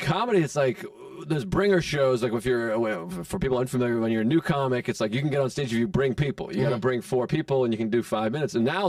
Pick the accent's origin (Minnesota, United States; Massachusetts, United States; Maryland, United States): Massachusetts, United States; moved away as an adult; now in New York, United States; I'm from Massachusetts originally.